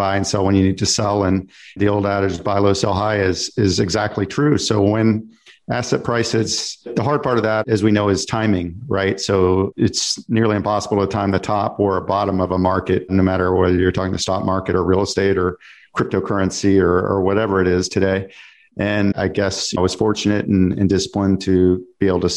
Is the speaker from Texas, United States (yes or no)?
yes; Dallas, Texas, United States; I'm from Dallas-Fort Worth